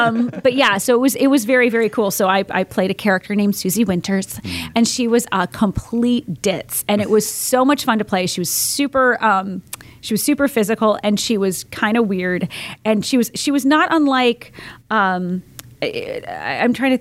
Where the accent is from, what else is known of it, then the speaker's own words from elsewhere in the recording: Fort Myers, Florida, United States; now in Tampa, United States; I grew up in Fort Myers, but I came back to Tampa